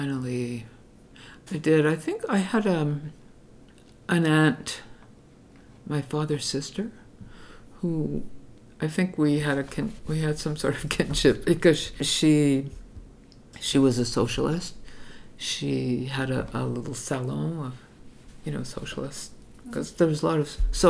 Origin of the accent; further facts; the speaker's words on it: Montreal, Quebec, Canada; I grew up in Outremont, which was then like a Jewish enclave